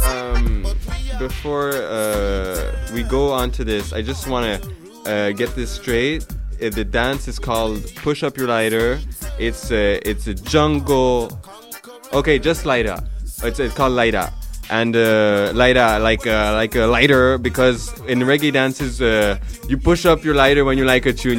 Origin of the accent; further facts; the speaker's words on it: Switzerland; I come from Switzerland